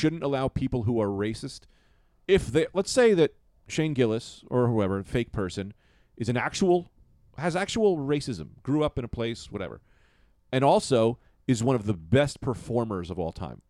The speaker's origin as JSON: {"language": "English", "town": "Boston", "region": "Massachusetts", "country": "United States", "tie": "born or raised there", "said": "It's, I grew up in Boston. We say fag a lot."}